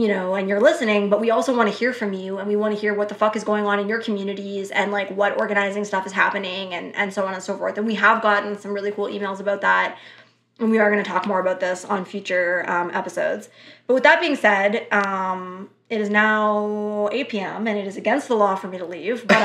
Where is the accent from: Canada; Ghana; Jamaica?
Canada; we are Canadian